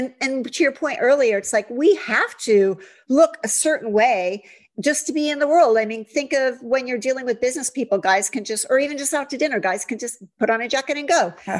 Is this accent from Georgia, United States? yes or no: no; Ohio, United States; now in California, United States; I grew up in Ohio and it was all about cheerleaders and tight sweaters and Miss America and all that. And then I came out to California